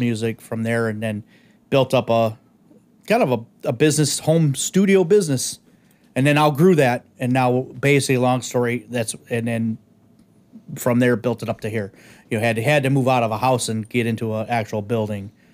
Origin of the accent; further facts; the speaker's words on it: Detroit, Michigan, United States; originally born in the East Side of Detroit